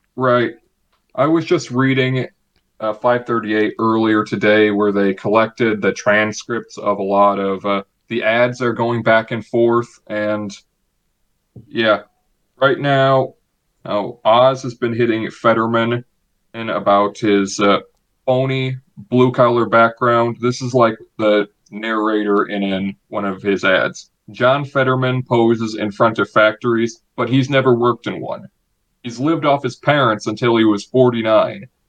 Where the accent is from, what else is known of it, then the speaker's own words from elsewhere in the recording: Illinois, United States; in my home state of Illinois